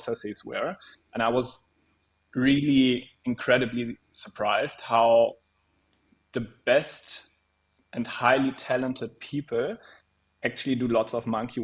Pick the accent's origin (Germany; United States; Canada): Germany; near Koblenz, Eifel, Rhineland-Palatinate; I actually grew up very close to WHU, close to Koblenz in the wonderful Eifel